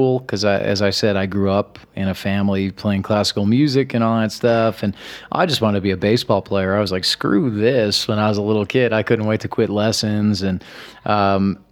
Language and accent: English; Midwest, United States; growing up in the Midwest